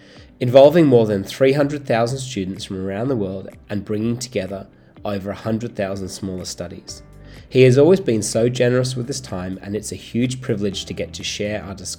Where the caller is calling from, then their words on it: Sydney, New South Wales, Australia; Sydney is in lockdown, which is where I'm calling from.